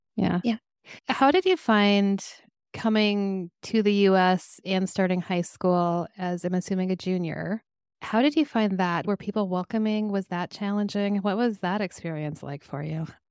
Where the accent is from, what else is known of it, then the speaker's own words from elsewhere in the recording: Minnesota, United States; also born or lived in Colorado; I was born in Colorado, but I lived in I've lived in Minnesota since I was 7